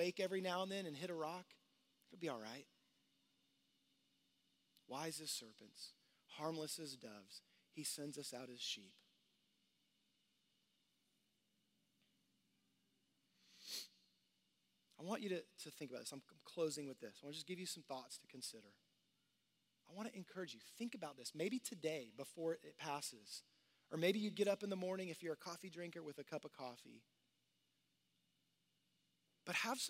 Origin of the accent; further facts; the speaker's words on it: Houston, Texas, United States; I grew up in Texas, in Houston